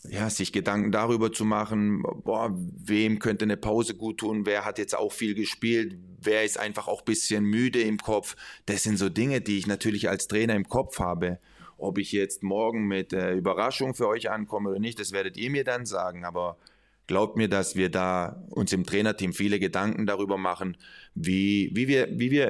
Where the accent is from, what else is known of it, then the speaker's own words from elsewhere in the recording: Spain; Ja, ja, und trotzdem, hey, ich bin, ich bin Spanier. Ähm, das bedeutet emotional.